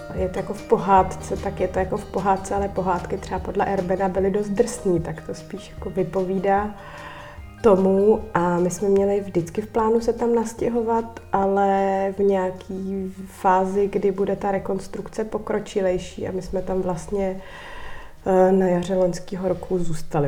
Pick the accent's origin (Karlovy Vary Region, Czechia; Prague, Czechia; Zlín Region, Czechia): Prague, Czechia; moved away as an adult; also born or lived in Kokořínsko; Já jsem vyrostla na Vršovický